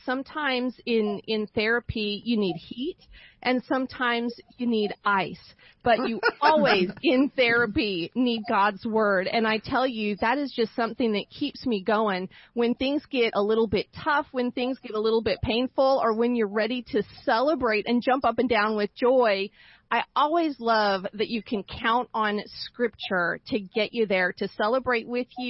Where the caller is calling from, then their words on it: Boise, Idaho, United States; I'm calling in from Boise, Idaho, and we literally have had an ice shortage here for the last 2 weeks.